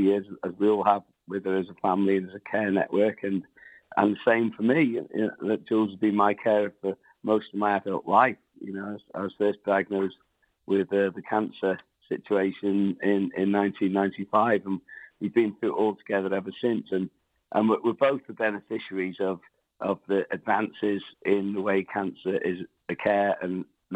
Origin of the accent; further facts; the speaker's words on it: Wales, United Kingdom; first language English; I grew up in a Wales where there was no Welsh language on the road signs